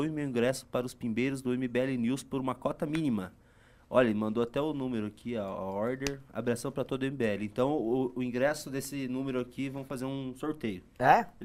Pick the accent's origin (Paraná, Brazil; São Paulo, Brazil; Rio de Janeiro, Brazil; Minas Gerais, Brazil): Paraná, Brazil; born there; eu, eu só nasci eu, no Paraná.